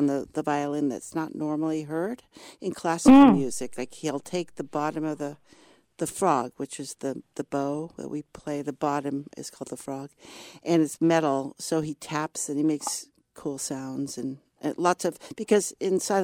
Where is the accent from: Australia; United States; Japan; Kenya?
United States; Berkeley, California; moved away; also born or lived in New York City; I grew up in Berkeley, so I'm a native Californian